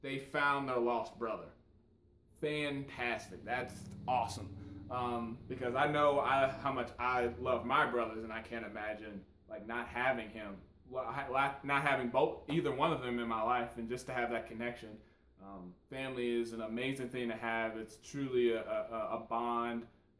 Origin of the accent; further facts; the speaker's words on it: St. Louis, Missouri, United States; I grew up in St. Louis, Missouri